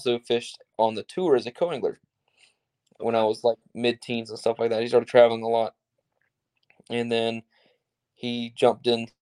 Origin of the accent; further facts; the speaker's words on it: Myrtle Beach, South Carolina, United States; I grew up in Myrtle Beach, South Carolina, which is basically on the ocean